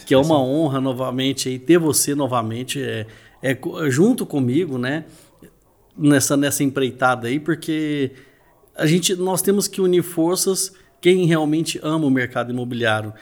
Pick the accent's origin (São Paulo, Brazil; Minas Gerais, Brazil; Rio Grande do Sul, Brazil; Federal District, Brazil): Minas Gerais, Brazil; Uberlândia; Sou de Uberlândia, Minas Gerais, a cidade do Triângulo Mineiro